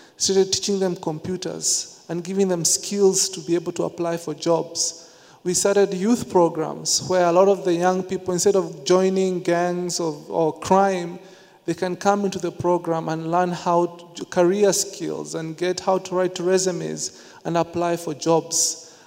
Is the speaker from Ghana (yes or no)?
no; Nairobi, Kenya; growing up in the slums of Nairobi, Kenya